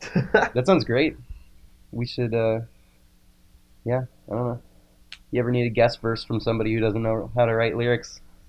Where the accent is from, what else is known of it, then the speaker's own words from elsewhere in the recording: Pittsburgh, Pennsylvania, United States; also born or lived in Oklahoma City, United States; So I was born in Oklahoma City. {S2} Really? {S1} Yeah. {S2} Okay. {S1} Yeah. And then my parents moved to Pittsburgh.